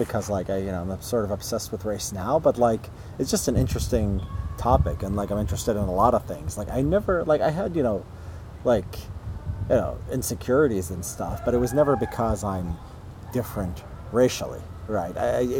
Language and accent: English; Illinois, United States; Right outside Chicago.